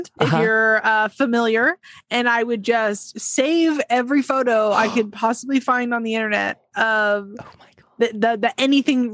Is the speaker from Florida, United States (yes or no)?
no; San Francisco Bay Area, California, United States; I'm from the Bay Area, the San Francisco Bay Area